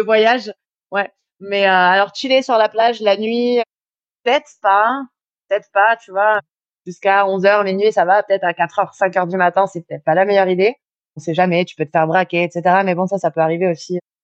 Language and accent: French; France; moved away as an adult; now in Mexico; chez nous en France